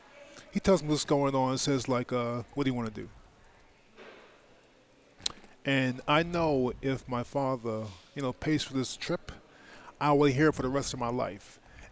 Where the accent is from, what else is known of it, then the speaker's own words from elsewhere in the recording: New York, United States; I'm a kid from the suburbs.